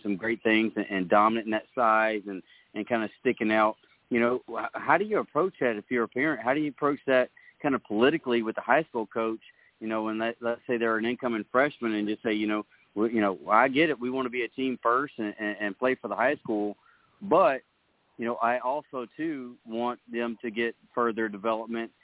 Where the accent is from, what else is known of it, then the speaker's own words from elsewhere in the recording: Walterboro, South Carolina, United States; I grew up near Walterboro